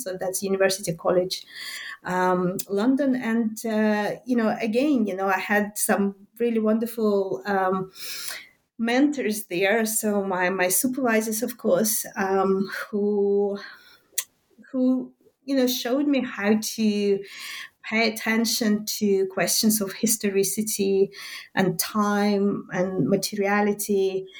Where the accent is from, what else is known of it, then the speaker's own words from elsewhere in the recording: Minsk, Minsk Region, Belarus; first language Russian; English is a second language; but I was born in Minsk, and that's still in the Soviet Belarus, so in the Soviet Union, to a mixed family